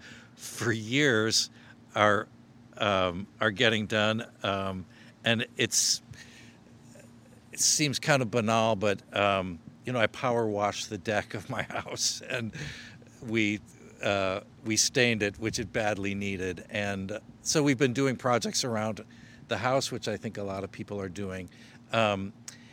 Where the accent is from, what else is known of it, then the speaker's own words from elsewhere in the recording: Chicago, Illinois, United States; I was born in Chicago and went to music school here, DePaul University, got a degree in music